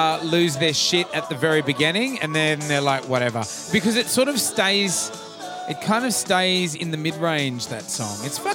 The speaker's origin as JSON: {"language": "English", "country": "Australia", "said": "I'm from Australia"}